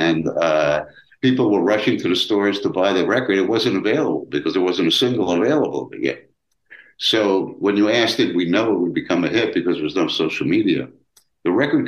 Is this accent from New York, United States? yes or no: yes; New York City, New York, United States; moved away as an adult; now in Los Angeles, United States; I grew up in Brooklyn, New York